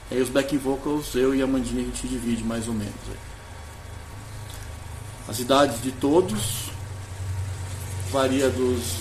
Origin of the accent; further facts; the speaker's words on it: Jundiaí, São Paulo, Brazil; sou de Jundiaí.